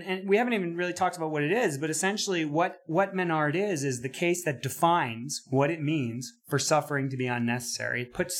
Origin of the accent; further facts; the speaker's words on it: Montreal, Quebec, Canada; as a little boy growing up in Montreal